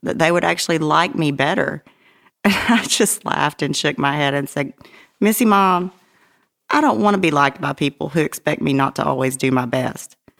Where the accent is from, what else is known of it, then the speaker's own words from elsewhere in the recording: Dardanelle, Arkansas, United States; my hometown of Dardanelle